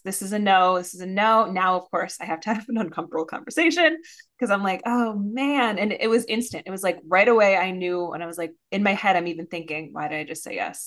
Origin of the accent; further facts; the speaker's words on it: Minnesota, United States; I'm a Minnesotan